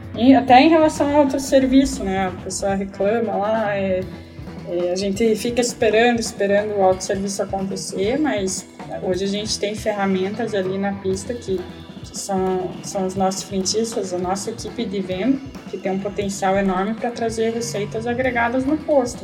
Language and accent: Portuguese; Brazil; nós que somos brasileiros